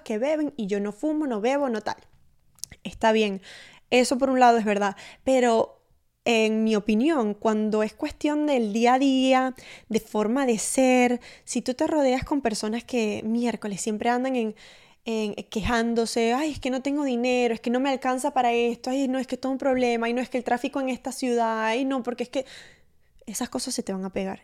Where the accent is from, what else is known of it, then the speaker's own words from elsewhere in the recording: Maracaibo, Zulia, Venezuela; mi novio es uruguayo y yo soy maracucha